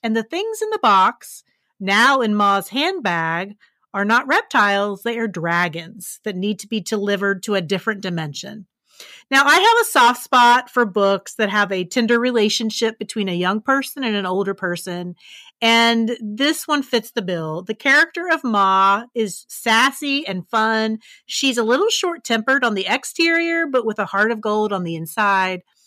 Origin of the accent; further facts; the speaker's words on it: West Virginia, United States; my home state